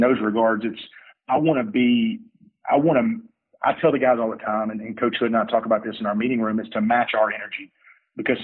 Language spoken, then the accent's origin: English; Mississippi, United States; moved away; I'm from Mississippi. We got a kid that's at a Mississippi JUCO. Like, hey, I lived in Mississippi for, you know, 20 years. I know, you know, 21 years